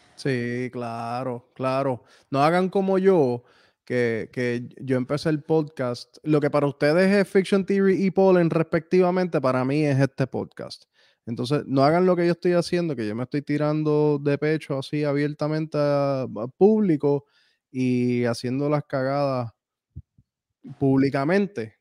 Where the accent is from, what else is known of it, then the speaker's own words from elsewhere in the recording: Puerto Rico; moved away as an adult; yo llevo viviendo fuera de Puerto Rico desde el 2010